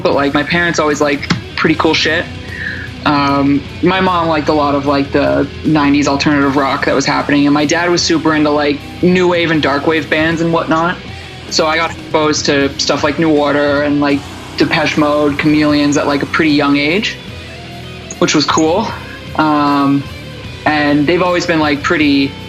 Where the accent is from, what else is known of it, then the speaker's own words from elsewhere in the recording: Oshawa, Ontario, Canada; also born or lived in Toronto; I'm originally from Ontario. I grew up in Oshawa, which is about an hour east of Toronto